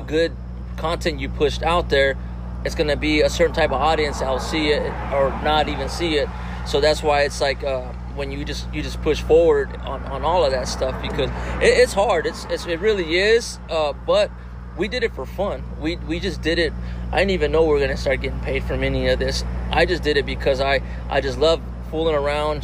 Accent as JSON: {"language": "English", "town": "Las Vegas", "region": "Nevada", "country": "United States", "tie": "born or raised there", "said": "I'm born and raised in Vegas"}